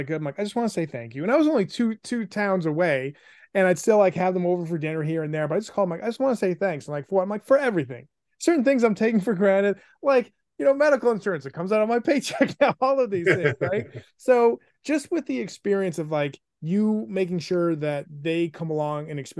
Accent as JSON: {"language": "English", "town": "Buffalo", "region": "New York", "country": "United States", "tie": "born or raised there", "also_born_or_lived": "South Bend, Indiana", "said": "I grew up in, I'm from Buffalo, so to speak. I actually was born in South Bend"}